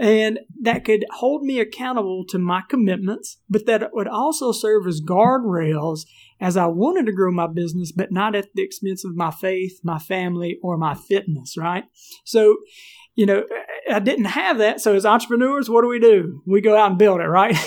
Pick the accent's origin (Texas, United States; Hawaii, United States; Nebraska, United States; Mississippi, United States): Mississippi, United States; moved away as an adult; also born or lived in Phoenix, Arizona; we're from Mississippi